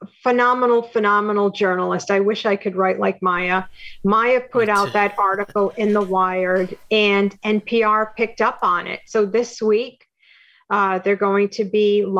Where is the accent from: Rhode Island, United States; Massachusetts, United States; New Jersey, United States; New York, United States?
Rhode Island, United States; Providence; I'm from Providence